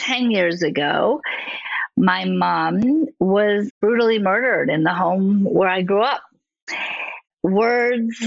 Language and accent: English; Southfield, Michigan, United States; moved away; also born or lived in California; about 7, we moved from California to Southfield, Michigan